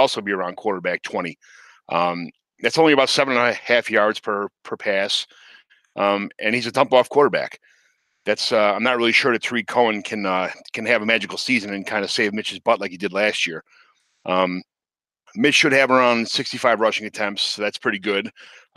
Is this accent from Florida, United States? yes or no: no; Chicago, Illinois, United States; I'm from Chicago